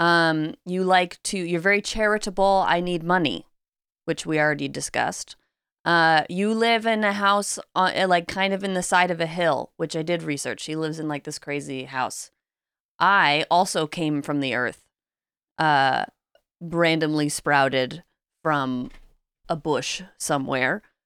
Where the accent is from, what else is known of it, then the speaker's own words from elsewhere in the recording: Pacific Northwest, United States; we're both from the Pacific Northwest